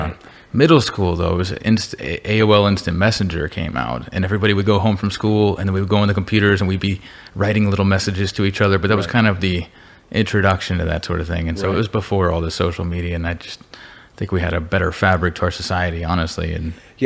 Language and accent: English; San Antonio, Texas, United States; also born or lived in Dallas, Texas / Indiana; I'm from San Antonio, so it's actually nice to be back here in San Antonio